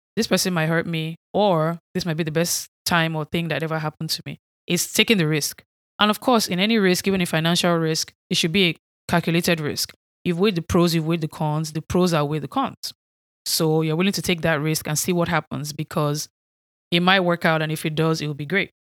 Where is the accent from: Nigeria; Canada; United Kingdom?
Nigeria; accent: Nigerian; moved away as an adult; now in United States; I was not raised here in the United States. I grew up in Nigeria.